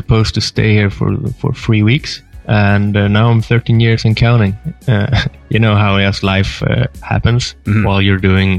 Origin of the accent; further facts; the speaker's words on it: Gothenburg, Västra Götaland, Sweden; moved away as an adult; now in France; But I'm originally from Gothenburg in on the west coast of Sweden.